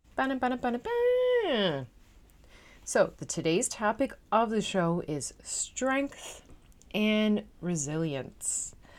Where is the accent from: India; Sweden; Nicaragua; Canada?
Canada; Newfoundland and Labrador; now in Netherlands